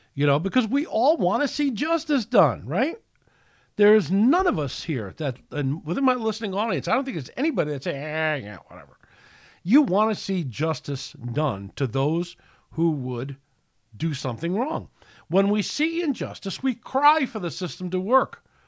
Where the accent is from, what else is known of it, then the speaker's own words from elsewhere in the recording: United States; I'm proud to be an American